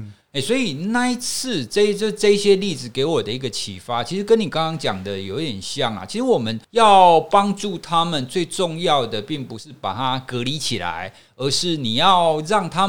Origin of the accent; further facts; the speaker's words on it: Taiwan; 其实我们从性别平权这个角度来看，我们台湾人民应该还蛮有信心的啊。